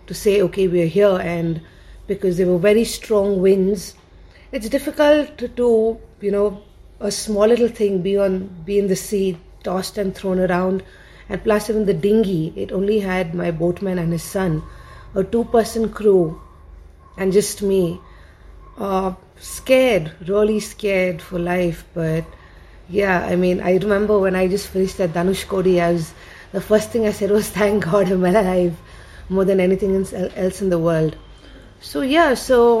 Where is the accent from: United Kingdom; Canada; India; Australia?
India; also born or lived in Bangalore; as an Indian